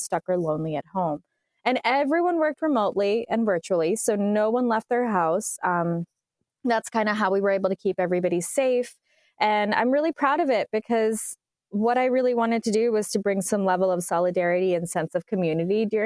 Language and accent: English; United States; being born and raised in America